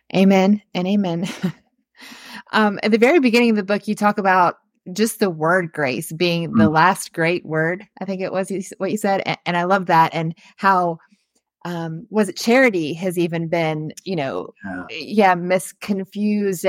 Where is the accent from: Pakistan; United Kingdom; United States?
United States; the South; we grew up in the South